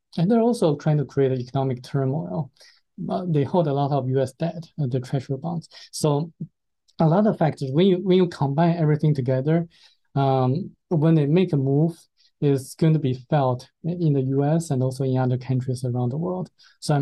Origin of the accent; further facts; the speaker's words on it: China; moved away; being a Chinese myself